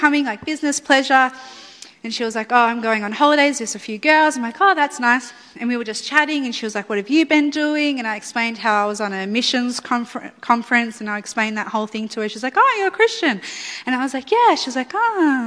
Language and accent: English; Melbourne, Victoria, Australia; I'm obviously from Melbourne